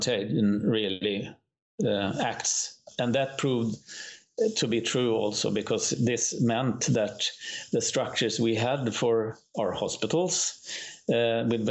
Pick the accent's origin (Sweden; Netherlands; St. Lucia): Sweden; Umeå, Västerbotten County; here in Umeå